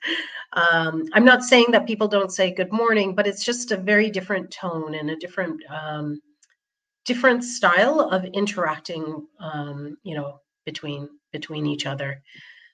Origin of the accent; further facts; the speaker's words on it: Toronto, Ontario, Canada; moved away as an adult; now in Switzerland; born and brought up in Toronto, Canada